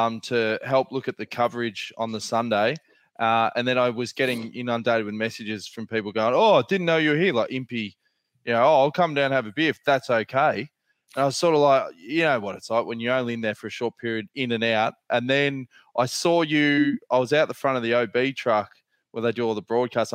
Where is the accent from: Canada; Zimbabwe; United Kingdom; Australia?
Australia; accent: Australian; moved away as an adult; now in Girona, Spain